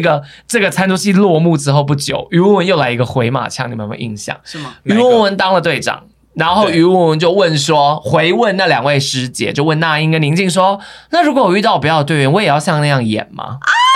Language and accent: Chinese; Taiwan; 你看我们台湾人很对阿雅很多印象是停留在